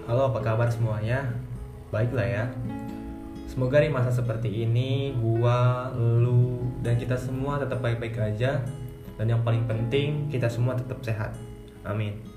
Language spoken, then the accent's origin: Indonesian; Pandeglang, Banten, Indonesia; also born or lived in Central Java; umur gue 18 tahun gue berasal dari Pandeglang Banten